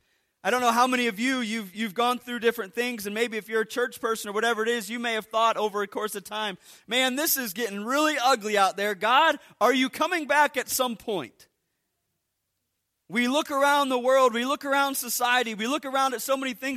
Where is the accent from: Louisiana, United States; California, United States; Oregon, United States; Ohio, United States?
Ohio, United States; I grew up in Ohio in a small little town.